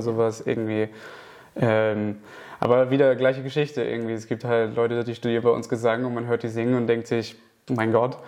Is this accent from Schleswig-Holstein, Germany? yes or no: yes; Kiel, Schleswig-Holstein, Germany; moved away; ich komme ja ursprünglich aus Kiel